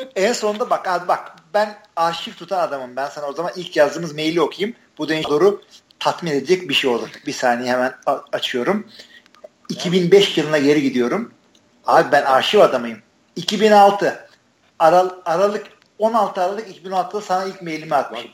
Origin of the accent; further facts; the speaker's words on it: Artvin, Turkey; Türkiye'nin bir Artvinliyim ben